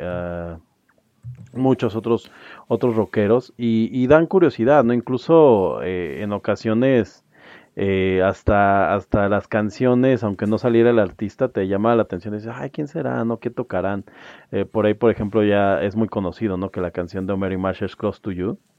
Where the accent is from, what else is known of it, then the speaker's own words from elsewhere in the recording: Mexico; yo creo que a nosotros como, como latinoamericanos y como mexicanos